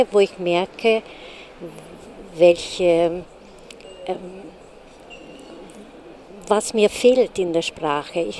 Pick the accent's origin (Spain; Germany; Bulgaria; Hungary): Hungary; German is a second language; now in Austria; Ich komme aus Ungarn.